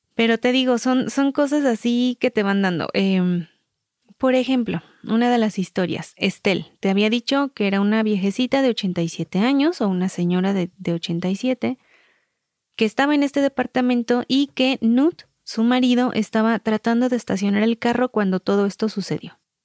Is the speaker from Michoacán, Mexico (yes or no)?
yes; Michoacán, Mexico; somos michoacanas